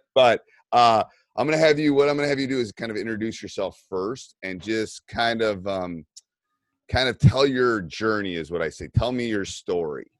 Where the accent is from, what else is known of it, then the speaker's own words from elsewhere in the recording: Madison, Wisconsin, United States; I'm from Madison